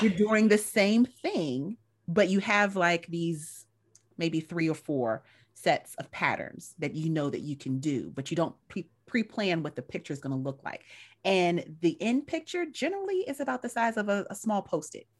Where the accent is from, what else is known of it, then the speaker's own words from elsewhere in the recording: North Carolina, United States; moved away; I'm a country girl, I'm from North Carolina originally